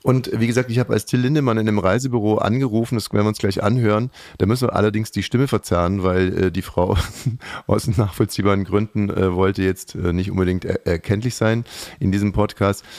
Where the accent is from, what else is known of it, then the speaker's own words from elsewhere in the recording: West Germany, Germany; ich komme aus dem Westen